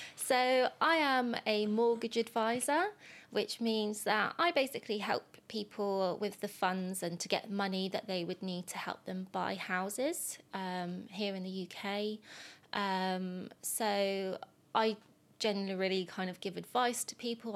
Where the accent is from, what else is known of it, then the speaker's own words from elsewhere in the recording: England, United Kingdom; first language English; I am an English person